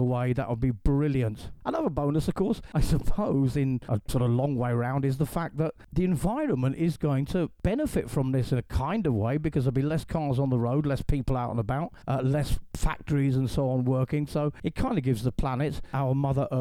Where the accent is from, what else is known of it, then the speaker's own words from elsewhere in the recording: England, United Kingdom; now in Calahonda, Spain; I'm an English actor, radio host